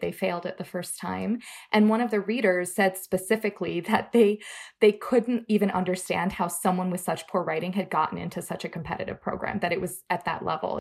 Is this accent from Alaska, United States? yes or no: no; Florida, United States; now in Minneapolis, United States; I grew up in Florida